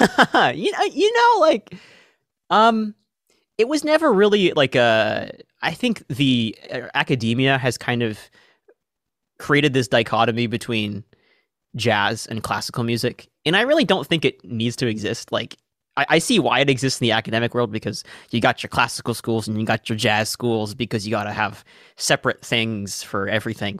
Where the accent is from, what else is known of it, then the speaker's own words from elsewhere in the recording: Seattle, Washington, United States; I'm from Seattle, Washington